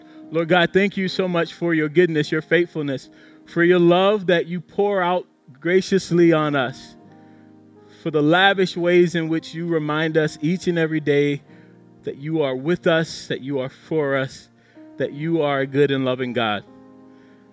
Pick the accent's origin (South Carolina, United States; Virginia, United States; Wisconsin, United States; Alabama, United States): South Carolina, United States; accent: South Carolina; my South Carolina accent